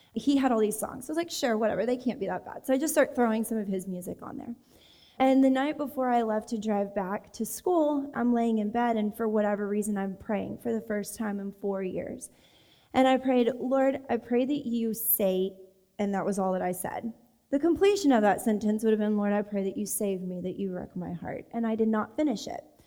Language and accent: English; Texas, United States; I grew up in Texas.